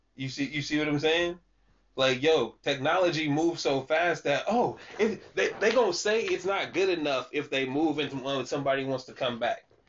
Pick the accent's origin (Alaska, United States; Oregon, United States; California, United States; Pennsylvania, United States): California, United States; Sacramento; somebody that lived, born and raised in Sacramento